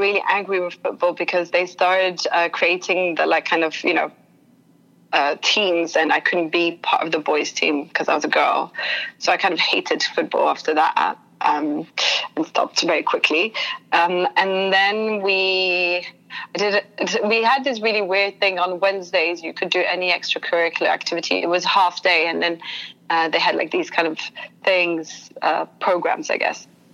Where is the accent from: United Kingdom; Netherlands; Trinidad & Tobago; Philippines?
United Kingdom; London; moved away; also born or lived in Sydney, Australia; I grew up in London. I am half French, half English, and I went to a French school in London.